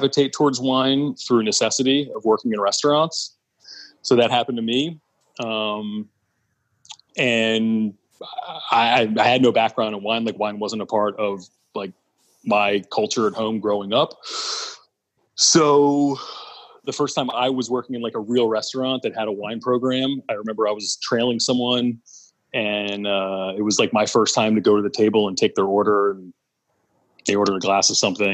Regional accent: Southern Chester County, Pennsylvania, United States; I'm born and raised in Pennsylvania, Southern Chester County, which is, I guess, about 35 or 40 minutes outside of Philadelphia

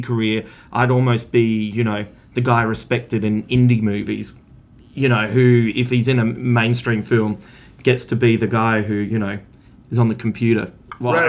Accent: Adelaide, South Australia, Australia; moved away; I'm originally from Adelaide, which is the murder capital of the Southern Hemisphere.

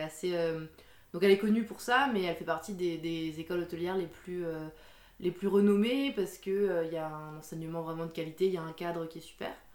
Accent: Alsace, Grand Est, France; now in Dijon, France; je suis née en Alsace. J'ai grandi en Alsace.

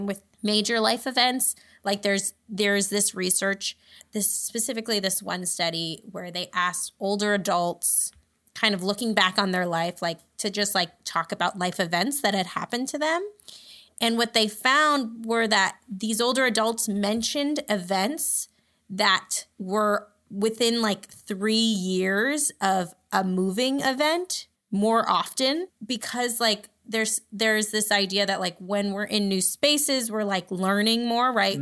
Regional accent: New Jersey, United States; moved away as an adult; also born or lived in New York State / New York City, United States; now in Los Angeles, United States; I grew up in New Jersey, and then I went to college in New York State

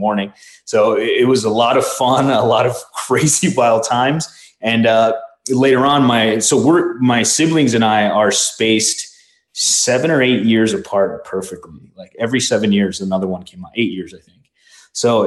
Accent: Chicago, Illinois, United States; first language Spanish; English is a second language; moved away as an adult; also born or lived in Mexico; now in Arizona, United States; I was born in Chicago in the early 80s

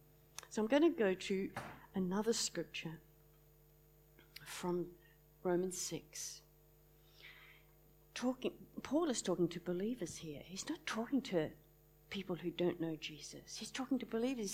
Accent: Launceston, Tasmania, Australia; I was brought up in Launceston a long time ago

